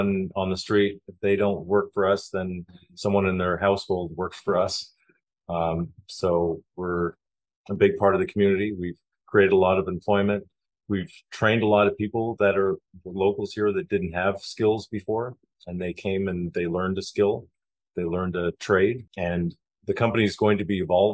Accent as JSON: {"language": "English", "country": "Canada", "moved": "as an adult", "lives_now": "Panama", "said": "I come from Canada"}